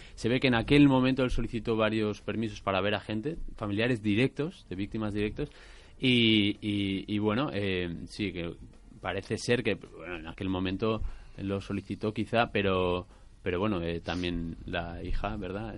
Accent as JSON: {"language": "Spanish", "region": "Basque Country", "country": "Spain", "said": "soy vasco también"}